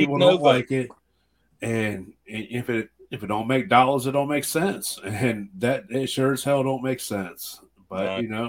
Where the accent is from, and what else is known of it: Ohio, United States